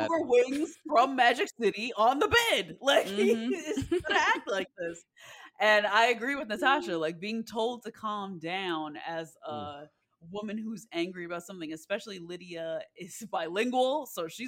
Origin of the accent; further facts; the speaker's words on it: Texas, United States; was very much restricted, especially growing up in Texas.